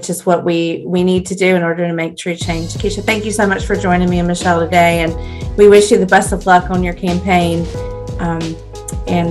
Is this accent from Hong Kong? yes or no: no; Cabarrus County, North Carolina, United States; now in Mecklenburg County, United States; though I now live in Mecklenburg County, I was raised in Cabarrus County